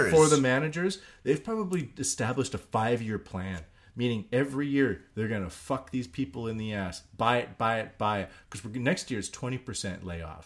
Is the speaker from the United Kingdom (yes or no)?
no; Canada; now in Japan; I'm Canadian, and we know how to drink in Canada